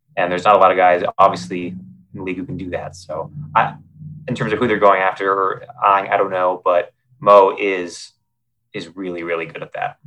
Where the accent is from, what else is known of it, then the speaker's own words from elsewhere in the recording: North Bend, Oregon, United States; now in Los Angeles, United States; Oregon coast, uh, North Bend, Oregon